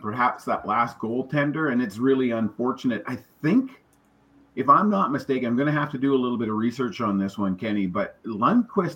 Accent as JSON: {"language": "English", "town": "Prince George", "region": "British Columbia", "country": "Canada", "tie": "born or raised there", "said": "Prince George, which is my hometown."}